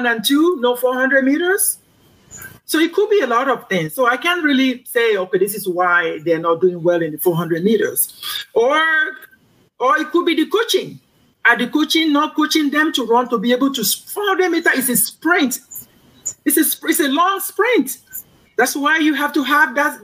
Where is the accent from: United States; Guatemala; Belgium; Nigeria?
Nigeria; Kogi; my home state, Kogi